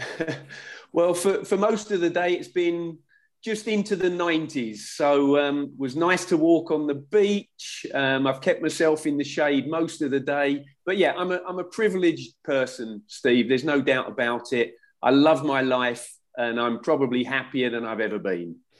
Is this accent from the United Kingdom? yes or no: yes; Bury St Edmunds, East of England, United Kingdom; born or raised there; also born or lived in Hillingdon, London; now in Thailand